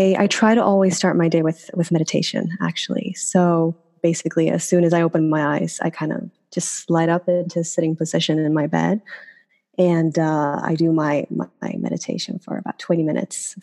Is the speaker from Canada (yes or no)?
no; Sweden; English is a second language; moved away as an adult; now in New York, United States; I am born and raised in Sweden